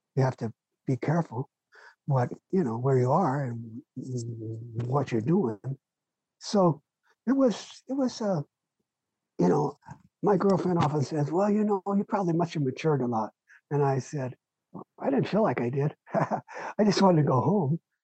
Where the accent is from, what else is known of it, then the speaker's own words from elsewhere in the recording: Los Angeles, California, United States; now in Chico, United States; my parents immigrated from Ukraine and wound up in East LA, where I grew up